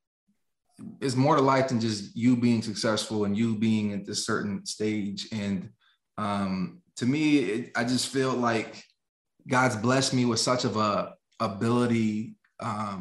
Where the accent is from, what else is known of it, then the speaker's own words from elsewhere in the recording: the richest county in Pennsylvania, United States; moved away; 35% poverty rate in my hometown, yet situated in the richest county in Pennsylvania